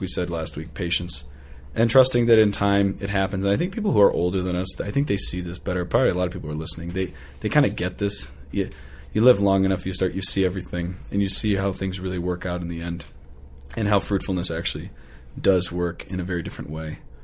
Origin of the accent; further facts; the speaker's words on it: United States; as an American